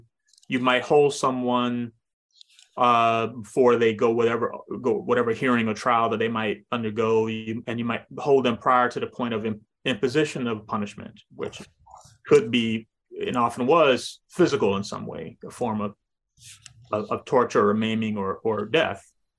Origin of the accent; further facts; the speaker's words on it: Kumasi, Ashanti, Ghana; You know, we grew up in Kumasi in Ghana, and in the smaller villages